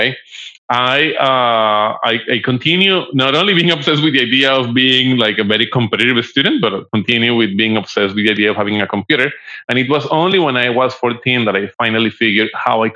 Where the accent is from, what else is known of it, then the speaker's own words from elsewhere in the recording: Bogota, Colombia; I'm originally from Colombia